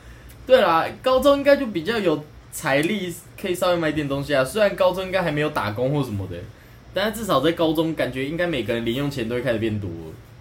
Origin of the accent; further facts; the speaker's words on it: Taoyuan, Taiwan; 就因为我是桃园人啊，所以我都会跑到像是台北啊。